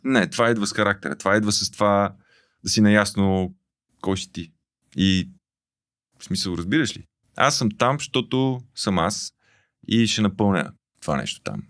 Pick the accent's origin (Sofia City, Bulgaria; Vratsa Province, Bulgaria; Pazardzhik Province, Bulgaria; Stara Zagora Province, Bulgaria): Pazardzhik Province, Bulgaria; Pazardzhik; moved away; съм израснал в Пазарджик